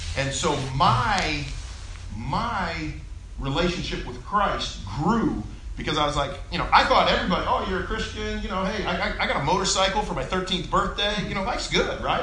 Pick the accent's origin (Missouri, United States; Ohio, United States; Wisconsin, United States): Missouri, United States; Columbia; I went to high school in Columbia